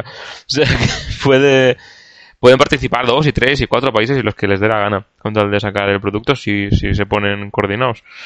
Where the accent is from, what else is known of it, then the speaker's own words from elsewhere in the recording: Canary Islands, Spain; Soy canario